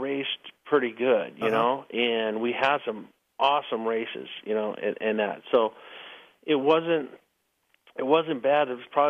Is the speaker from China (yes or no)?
no; El Cajon, California, United States; But anyways, so I come from El Cajon. He comes from Mission Viejo. We meet down by Carlsbad.